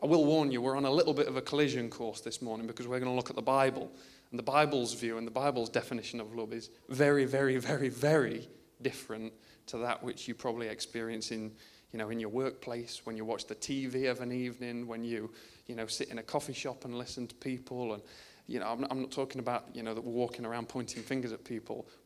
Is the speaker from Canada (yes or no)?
no; United Kingdom; I'm British